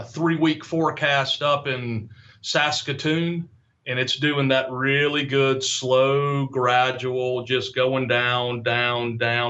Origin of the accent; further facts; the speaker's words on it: Florida, United States; I was down where I grew up in Florida.